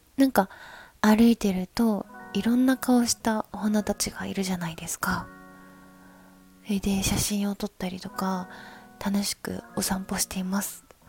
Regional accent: Ikoma, Nara, Japan; now in Tokyo, Japan; 私は奈良県生駒市出身ということで

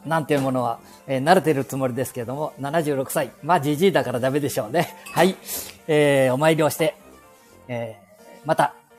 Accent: Aichi, Japan; 私 もすぐ隣で生まれ育った

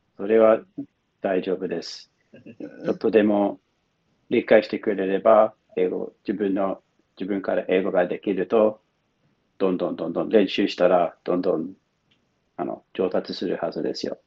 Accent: Melbourne, Victoria, Australia; Japanese is a second language; now in Japan; 出身はメルボルンです。

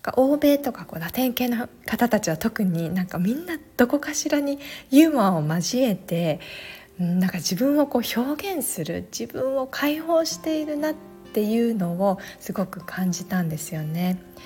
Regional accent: Japan; also born or lived in Alaska, United States; アラスカで生まれてすぐ半年で日本に戻ってきてそこからずっと日本で育った

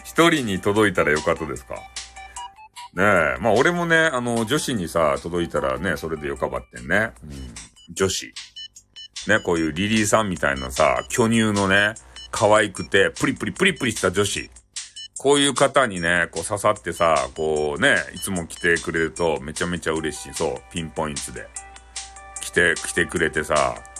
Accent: Fukuoka, Japan; 俺たち福岡民

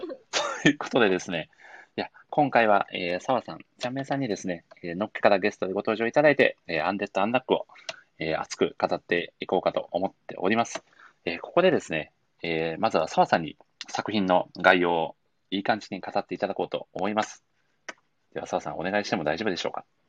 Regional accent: Matsuyama, Ehime, Japan; 私の地元、愛媛県は松山市発祥。

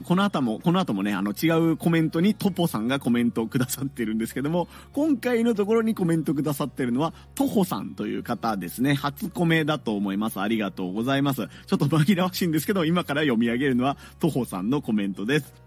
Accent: Hiroshima, Japan; moved away; 僕の実家があるところですね、子供の頃から大学生ぐらいまでを過ごした広島市

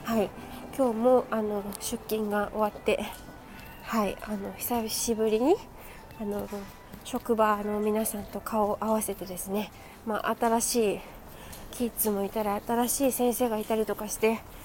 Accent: Japan; 日本人なんですよ

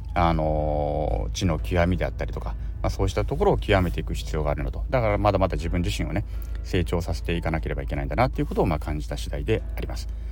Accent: Japan; 私は在日朝鮮人として生を受けて

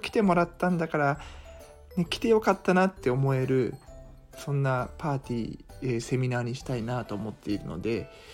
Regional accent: Iga, Mie, Japan; 伊賀の、えー、実家の方に泊まって

